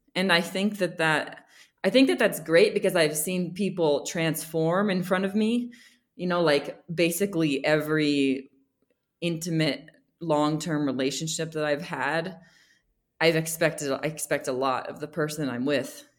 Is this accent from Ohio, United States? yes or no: no; Bethlehem, Pennsylvania, United States; moved away as an adult; also born or lived in Boston, Massachusetts / Mexico; now in Guatemala; I come from Bethlehem Steel, and it is a very historic place and very proud to come from there. So, I lived there. I was born there